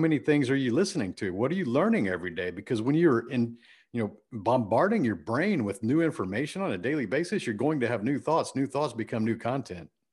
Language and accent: English; Friendswood, Texas, United States; I grew up in Houston, Texas, a suburb called Friendswood, Texas.